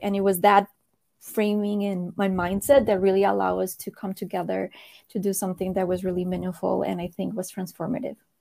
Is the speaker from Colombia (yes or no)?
yes; Colombia; I was born in Colombia.